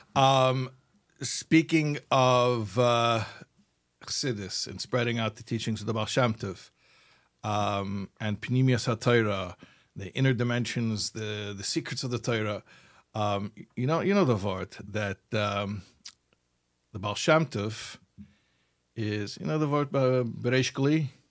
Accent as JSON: {"language": "English", "country": "United States", "tie": "born or raised there", "first_language": "English", "said": "I grew up in America, I'm an American boy."}